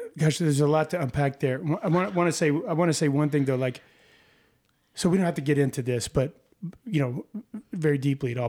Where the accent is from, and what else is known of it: Texas, United States